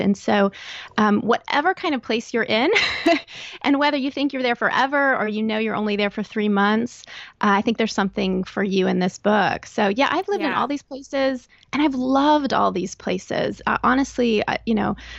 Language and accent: English; Texas, United States; moved away as an adult; also born or lived in Northern Virginia / Chicago / Northern Florida / southeastern Pennsylvania; now in Pennsylvania, United States; So I grew up in Texas, and that's where I uh, went to college, met and married my husband.